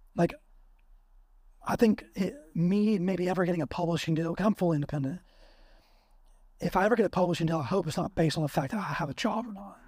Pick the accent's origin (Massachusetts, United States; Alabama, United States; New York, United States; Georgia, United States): Alabama, United States; I'm from Bama